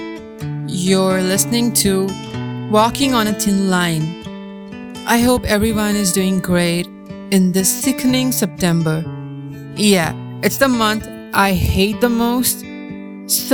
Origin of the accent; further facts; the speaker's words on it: India; our own country, India, where we are born.